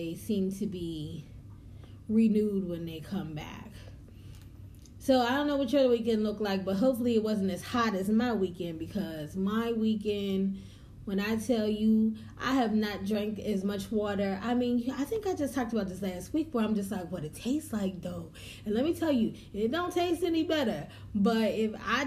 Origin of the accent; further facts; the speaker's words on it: the North, United States; also born or lived in the South (US); I am a Northern girl, raised. I was born in the South, but they drug me up out of here and took me up to the North